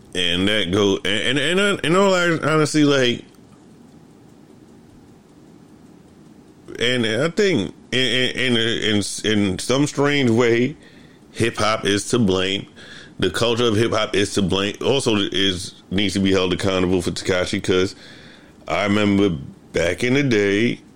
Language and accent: English; New York City, New York, United States; growing up in the Bronx, we had a group of friends